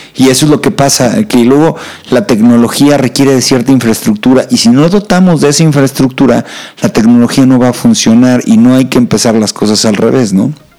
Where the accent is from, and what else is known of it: Mexico